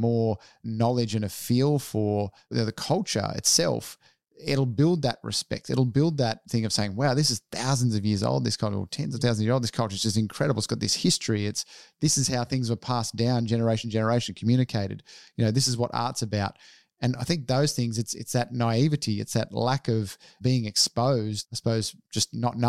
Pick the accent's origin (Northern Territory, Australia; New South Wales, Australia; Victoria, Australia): New South Wales, Australia; Sydney; also born or lived in Melbourne; being born in Melbourne, growing up in Sydney